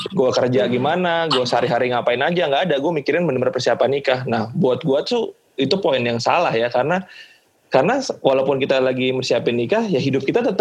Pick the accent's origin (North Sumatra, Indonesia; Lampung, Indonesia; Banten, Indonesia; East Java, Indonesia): North Sumatra, Indonesia; pas lagi siapin nikah ya karena gue kebetulan orang Batak ya keluarga gue